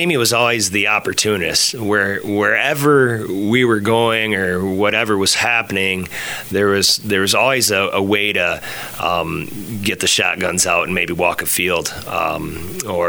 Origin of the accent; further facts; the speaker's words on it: Hudson, United States; I grew up in Hudson